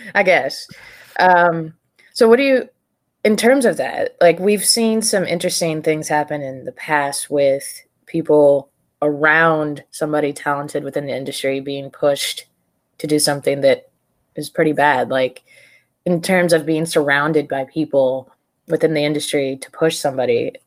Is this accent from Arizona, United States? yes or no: yes; Prescott, Arizona, United States; also born or lived in Phoenix / Tucson; I grew up in Prescott